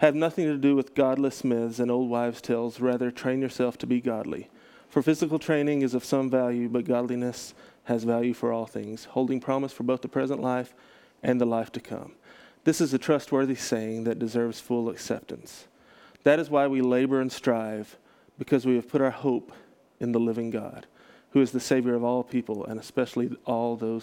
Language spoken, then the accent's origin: English; Texas, United States; I grew up in Texas